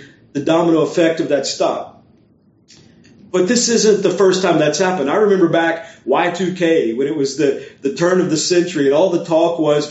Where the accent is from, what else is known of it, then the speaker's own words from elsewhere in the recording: Beaumont, Texas, United States; moved away as an adult; also born or lived in North Carolina; now in Orlando, United States; a church in the area where I grew up in Beaumont, Texas